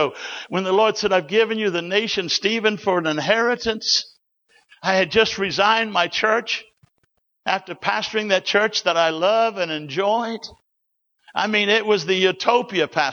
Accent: New Zealand; I grew up in New Zealand. I was born in 1941 in a church that Smith's Wigglesworth started through a prayer meeting

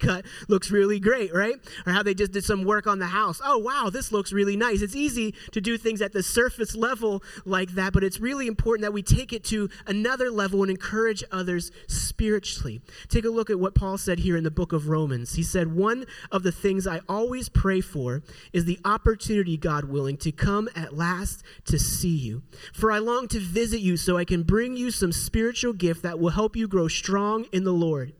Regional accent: Pittsburgh, Pennsylvania, United States; moved away as an adult; also born or lived in Indiana; I'm from Pittsburgh

